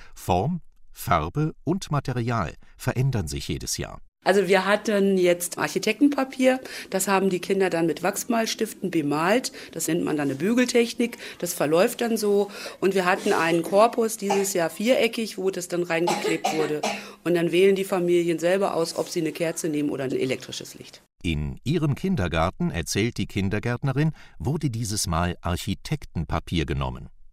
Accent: GDR, East Germany, Germany; also born or lived in Rhineland; now in Bonn, Germany; ich bin in der DDR aufgewachsen und da gab es keinen St. Martin

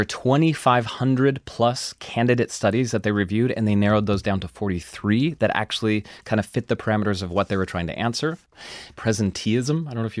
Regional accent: Washington, United States; One of the studies comes from my home state. It was the passage of a paid sick leave directive in Washington state.

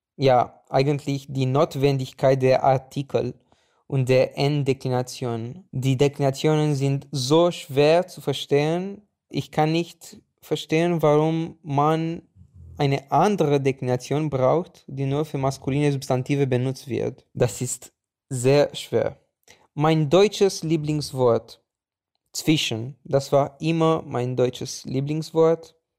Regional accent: Bucharest, Romania; German is a second language; Ich komme aus Bukarest, Rumänien.

